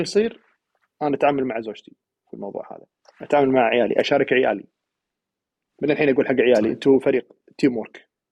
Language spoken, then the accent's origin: Arabic; Kuwait; انا القائد ككويتي برا